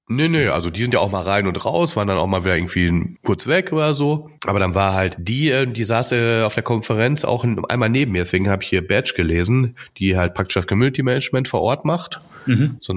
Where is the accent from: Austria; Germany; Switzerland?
Austria; Ja, ich bin aus Österreich.